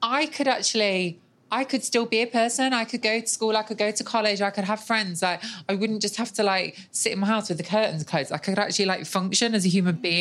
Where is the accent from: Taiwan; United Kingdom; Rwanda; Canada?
United Kingdom; Nottingham, East Midlands; I grew up in Nottingham on a council estate